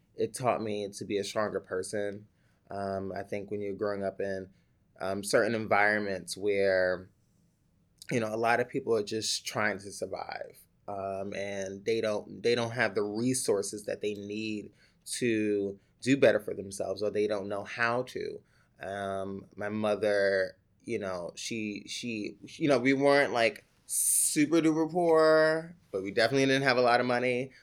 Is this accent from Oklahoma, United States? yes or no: no; New York City, New York, United States; also born or lived in Upper Manhattan, New York City; technically born in New York City in this, in Manha, Upper Manhattan, and then raised in the Bronx